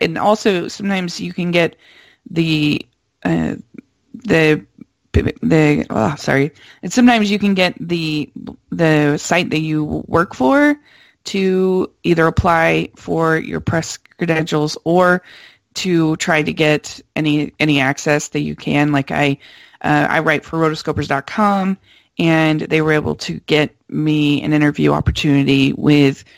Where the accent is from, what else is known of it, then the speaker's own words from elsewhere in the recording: Utah, United States; I am from Utah